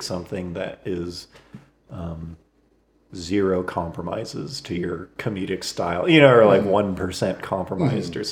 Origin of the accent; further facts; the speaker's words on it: Fresno, California, United States; We're all from Fresno, and Fresno's it's a central California city